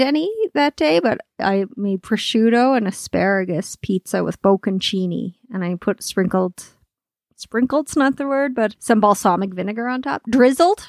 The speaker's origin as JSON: {"language": "English", "region": "Nova Scotia", "country": "Canada", "moved": "yes", "lives_now": "Alberta, Canada", "said": "I'm from Nova Scotia"}